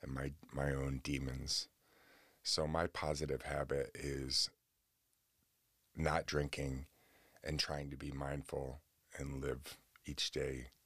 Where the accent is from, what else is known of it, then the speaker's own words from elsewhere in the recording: Oswego, New York, United States; right here in Oswego, New York, in my hometown